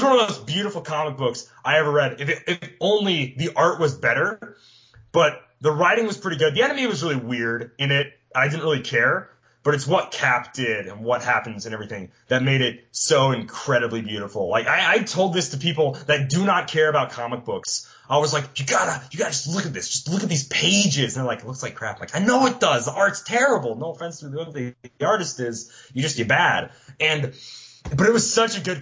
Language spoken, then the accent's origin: English; South Dakota, United States; I'm from South Dakota.